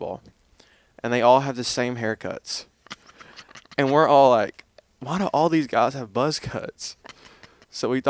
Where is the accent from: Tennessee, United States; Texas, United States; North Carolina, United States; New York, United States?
Tennessee, United States; Southern; accent: Southern; moved away as an adult; also born or lived in Memphis; born and raised in a small town, Southern Tennessee, about an hour and a half south of Nashville